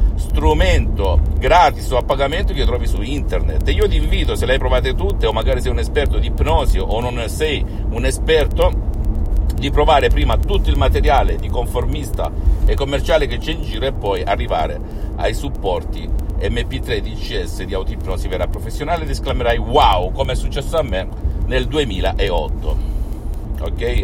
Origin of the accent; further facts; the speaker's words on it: Salento, Apulia, Italy; io sono italiano, sono salentino